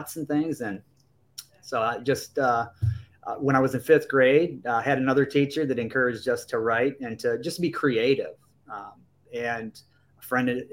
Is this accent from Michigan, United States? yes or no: yes; Michigan, United States; also born or lived in Fort Myers, Florida; I live in Michigan, born and raised in Michigan my whole life